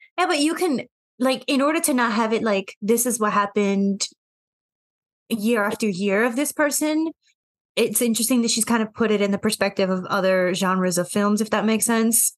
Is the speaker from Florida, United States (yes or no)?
no; New York, United States; Growing up here